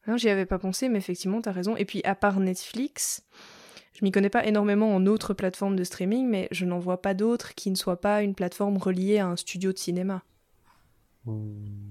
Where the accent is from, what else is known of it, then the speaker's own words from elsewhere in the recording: Belgium; moi je suis belge